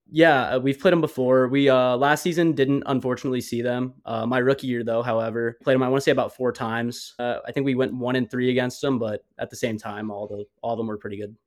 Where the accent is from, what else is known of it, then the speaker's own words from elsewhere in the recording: Phoenix, Arizona, United States; Growing up in Phoenix, Scottsdale area, I pretty much played all over the all over the valley